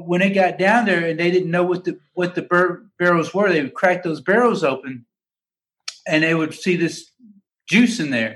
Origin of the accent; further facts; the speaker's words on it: Kentucky, United States; moved away as an adult; now in Georgia, United States; growing up in Kentucky